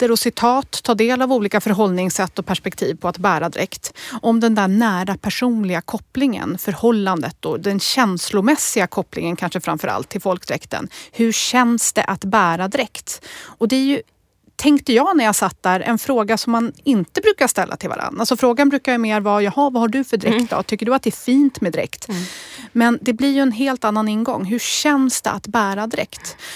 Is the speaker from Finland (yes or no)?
no; Kazakhstan; Swedish is a second language; moved away as an adult; now in Sweden; i Kazakstan bor olika folk och jag, jag är ryska